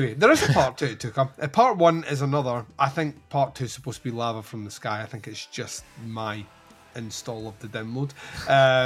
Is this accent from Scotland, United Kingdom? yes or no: yes; Scotland, United Kingdom; accent: Scottish; We're Scottish